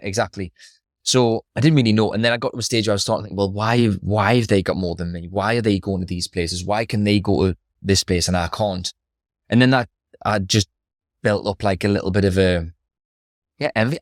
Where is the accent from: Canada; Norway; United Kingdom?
United Kingdom; Newcastle upon Tyne, North East England; I grew up in Throckley.